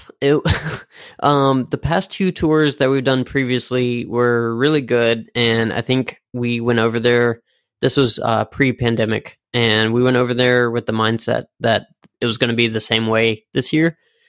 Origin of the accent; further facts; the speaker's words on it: Richmond, Virginia, United States; I mean, originally, yes, we're from Richmond, but as the lineup, current lineup is, we're actually based out of California, Richmond, Virginia, and Rhode Island, Providence.